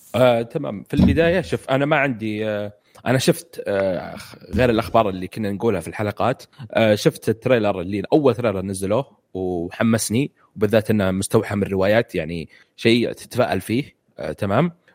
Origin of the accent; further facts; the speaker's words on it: Saudi Arabia; وانا سعودي